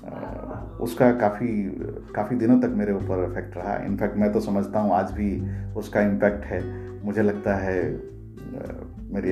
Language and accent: Hindi; Chhota Bambo, Jharkhand, India; now in Mumbai, India; मेरा गांव जो है छोटा बम्बो वो झारखंड के एक बहुत ही पिछड़े इलाके को बिलोंग करता है जमशेदपुर सिटी से करीब 75 किलोमीटर दूर है सो मेरा बचपन वहीं गुजरा करीब सातवीं क्लास तक मैं अपने गांव के और बगल वाले गांव के स्कूल में पढ़ा